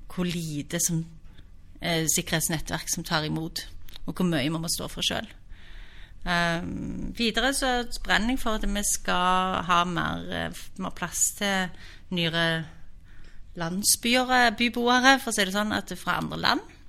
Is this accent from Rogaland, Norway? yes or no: yes; Stavanger, Rogaland, Norway; also born or lived in Oslo; er født og oppvokst i Stavanger.